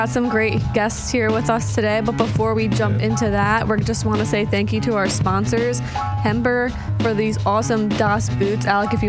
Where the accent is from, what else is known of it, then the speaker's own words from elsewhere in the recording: Long Island, New York, United States; we grew up on Long Island on the East Coast